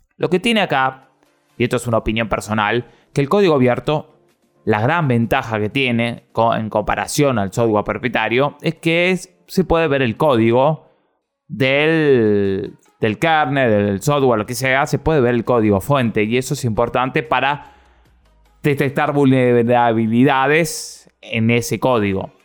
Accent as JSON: {"language": "Spanish", "country": "Argentina", "said": "yo soy de la República Argentina"}